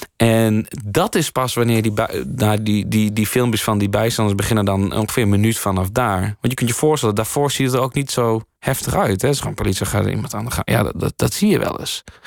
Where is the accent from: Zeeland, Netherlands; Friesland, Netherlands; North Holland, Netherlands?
Friesland, Netherlands; Leeuwarden; ik ben in Leeuwen opgegroeid